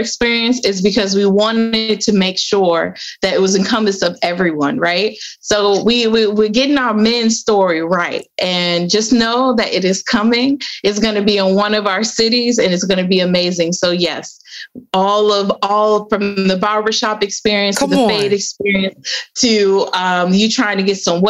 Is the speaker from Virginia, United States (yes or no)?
no; Cleveland, Ohio, United States; I'm from Cleveland